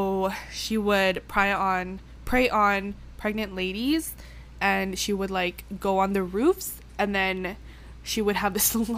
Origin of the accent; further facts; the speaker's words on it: Canada; I'm basically Canadian